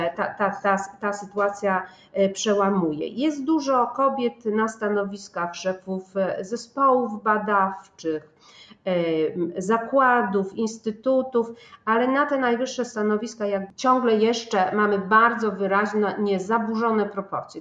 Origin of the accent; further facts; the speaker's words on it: Poznań, Greater Poland, Poland; jestem poznanianką